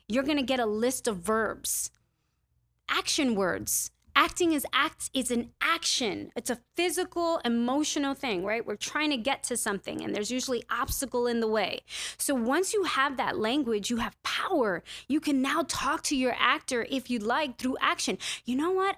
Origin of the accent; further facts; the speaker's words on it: New York City, New York, United States; I'm a New Yorker through and through